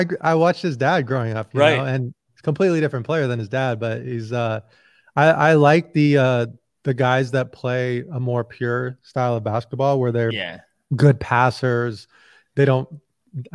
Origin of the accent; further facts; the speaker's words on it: Indiana, United States; So I'm 40 right now. And so I grew up with like the Bulls in the 90s and I grew up in Indiana.